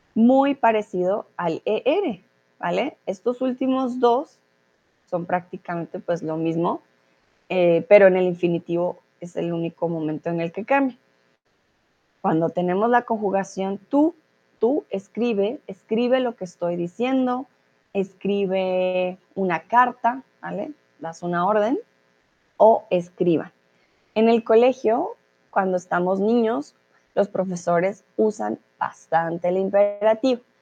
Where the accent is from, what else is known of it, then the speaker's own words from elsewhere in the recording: Colombia; soy de Colombia